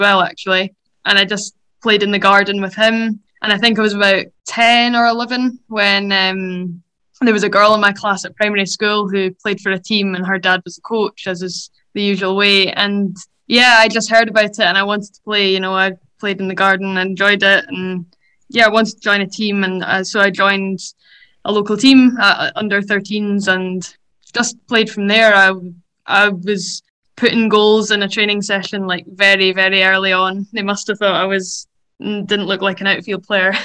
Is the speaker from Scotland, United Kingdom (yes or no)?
yes; Dundee, Scotland, United Kingdom; moved away as an adult; now in Edinburgh, United Kingdom; I moved to Edinburgh from Dundee when I was 18 to go to university